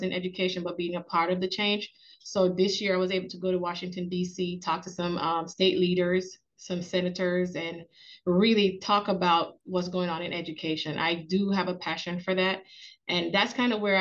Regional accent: Jamaica; moved away as an adult; now in Georgia, United States; I'm Jamaican. That's the first thing I want to say is that I'm a Jamaican. I came here to America to go to college

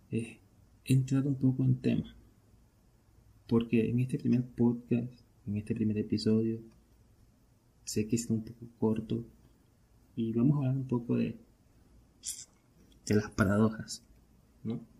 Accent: Venezuela; Pero yo soy de Venezuela. Y para nadie es un secreto que esta verga está jodida.

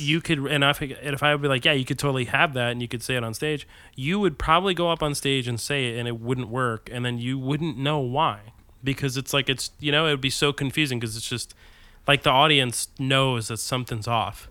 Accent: New Jersey, United States; I grew up in New Jersey

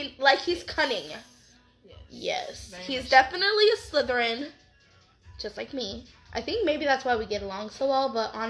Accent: Nebraska, United States; moved away as an adult; my husband and I are driving back home because we are originally from Nebraska, where he is located, mm-hmm. and we moved down here two and a half years ago.

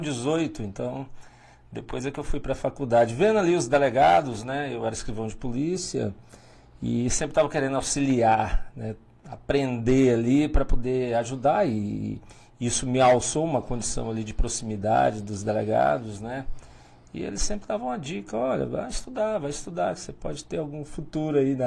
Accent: Paraíso do Tocantins, Tocantins, Brazil; moved away as an adult; also born or lived in Pium, Tocantins / Porto Nacional, Tocantins; now in Pimenta Bueno, Brazil; Depois a gente mudou para Paraíso do Norte, que agora é Paraíso do Tocantins

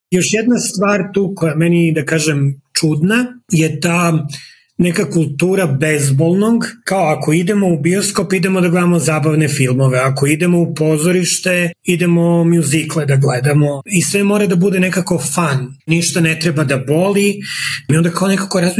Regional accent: Serbia; moved away as an adult; now in Calgary, Canada; mi je važno da se identifikujem kao neko iz istočne Evrope ili neko sa Balkana, radi nego neko kao Srbin.

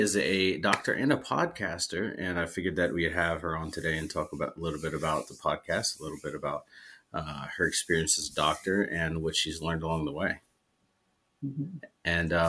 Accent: Erie, Pennsylvania, United States; moved away as an adult; also born or lived in Alaska; just moved from Alaska. I was there for almost five years. And I'm not, you know, and I grew up in Erie, Pennsylvania. And so I'm used to the snow

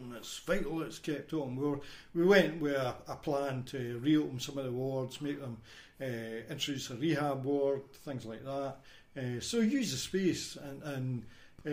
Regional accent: Windygates, Scotland, United Kingdom; also born or lived in Edinburgh / Buckhaven; now in Leven, United Kingdom; born and bred in Windygates

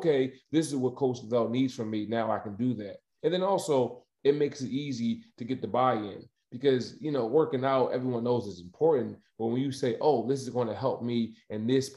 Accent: Delaware, United States; I'm actually from Delaware originally. I went to high school at Christiana

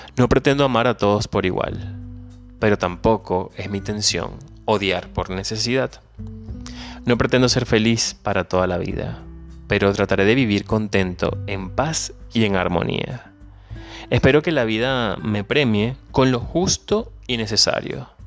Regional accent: Venezuela; moved away; Soy venezolano, emigrante, ciudadano del mundo y un soñador

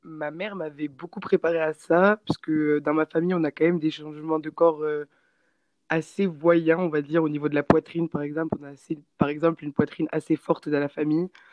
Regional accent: Castres, Occitania, France; moved away as an adult; now in New Zealand; je suis française et euh, j'ai toujours habité dans une petite ville dans le sud-ouest de la France qui s'appelle euh, Castres, donc juste à côté de Toulouse

